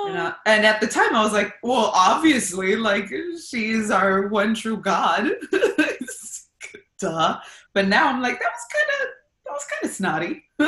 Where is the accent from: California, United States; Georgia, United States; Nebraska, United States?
California, United States; Los Angeles; first language Spanish; English is a second language; So I've always identified as Guatemalan. I was born and raised here in LA, born in Gardena, and then just kind of hopped around the South Bay, mainly like Hawthorne and Redondo.